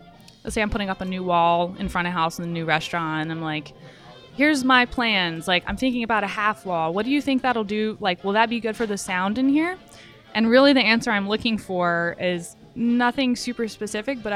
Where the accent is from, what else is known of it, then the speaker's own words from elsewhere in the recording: the South, United States; I'm from the South